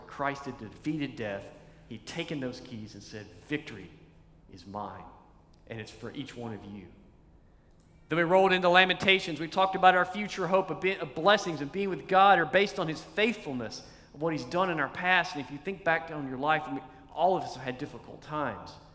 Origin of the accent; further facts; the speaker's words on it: East Tennessee, United States; When I was a kid, I was a little guy and uh, growing up in Tennessee